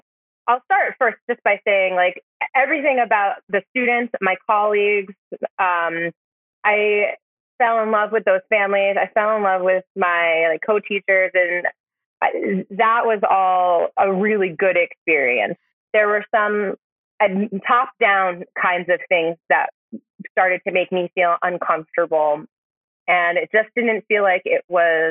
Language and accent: English; Vermont, United States; also born or lived in New York; Growing up in Vermont